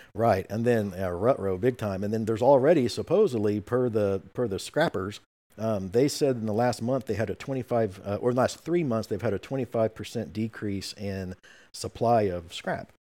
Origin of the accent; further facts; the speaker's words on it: Oklahoma, United States; I'm from Oklahoma